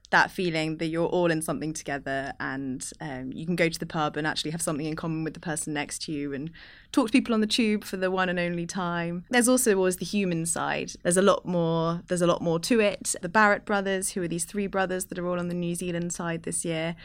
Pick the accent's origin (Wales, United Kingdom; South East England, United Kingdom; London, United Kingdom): London, United Kingdom; It's actually very rare these days as a Londoner that you kind of get together with your friends in that way at someone's house first thing in the morning.